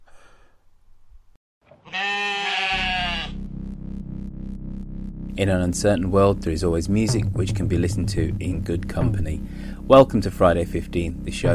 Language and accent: English; United Kingdom; I'm still proud to call myself British.